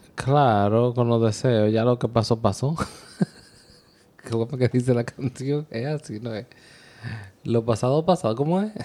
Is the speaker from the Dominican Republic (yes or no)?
yes; Dominican Republic; also born or lived in New York area; now in New York, United States; Somos una pareja dominicana viviendo el día a día en el área de Nueva York.